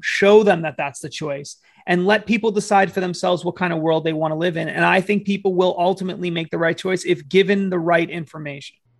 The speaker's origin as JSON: {"language": "English", "region": "New Hampshire", "country": "United States", "said": "I come from New Hampshire"}